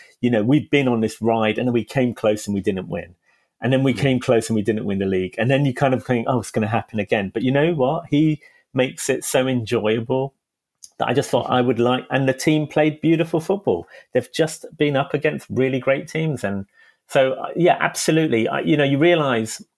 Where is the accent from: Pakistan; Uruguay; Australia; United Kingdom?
United Kingdom; London; I'm not from Liverpool. I'm a Hackney boy. I'm from East London. And I always felt kind of affinity from where we were in Hackney growing up in the 70s